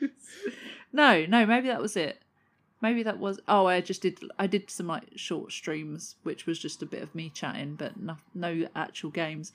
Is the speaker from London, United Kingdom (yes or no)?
yes; London, United Kingdom; moved away; I grew up in southeast London as well. I don't live there anymore